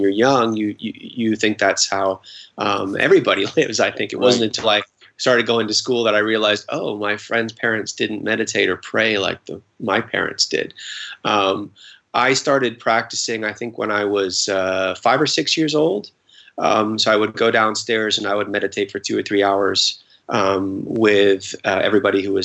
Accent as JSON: {"language": "English", "region": "London", "country": "United Kingdom", "tie": "born or raised there", "said": "I was born in London"}